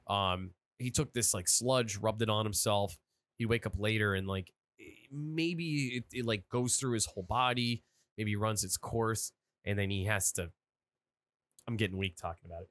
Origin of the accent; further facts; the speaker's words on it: Erie, Pennsylvania, United States; I'm from Erie